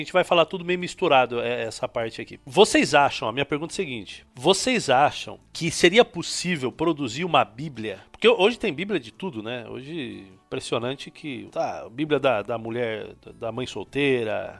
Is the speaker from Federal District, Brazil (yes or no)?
no; interior of São Paulo, Brazil; eu sou um adventista tradicional, criado no interior de São Paulo